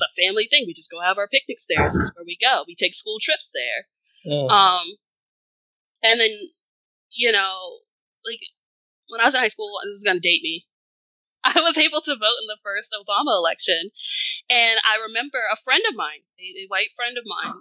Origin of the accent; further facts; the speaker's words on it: Georgia, United States; moved away as an adult; also born or lived in Washington, D.C.; I grew up in the South. I grew up in Georgia. And then I left Georgia to come to DC to go to Howard